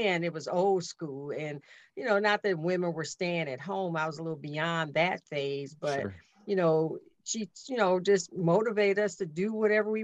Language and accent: English; Chicago, Illinois, United States; I grew up in Chicago